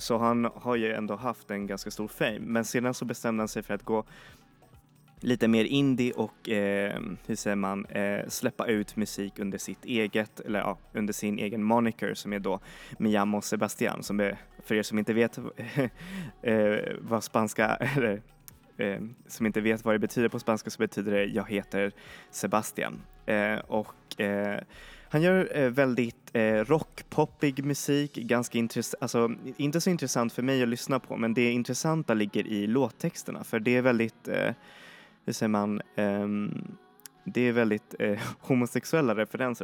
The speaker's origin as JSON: {"language": "Swedish", "country": "Chile", "tie": "born or raised there", "moved": "yes", "said": "är jag född i Chile och så har jag bott där ehm, en, en del och gått på skolan"}